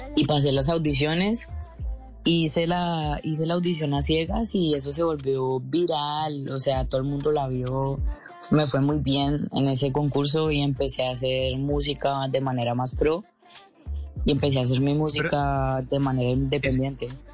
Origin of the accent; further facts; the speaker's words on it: Cali, Valle del Cauca, Colombia; accent: caleño; moved away as an adult; also born or lived in Brussels, Belgium; now in Paris, France; yo crecí en Cali toda la vida